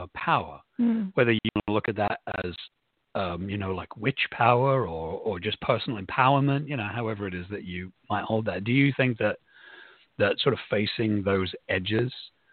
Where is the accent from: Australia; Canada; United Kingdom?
United Kingdom; England; now in United States; I grew up in England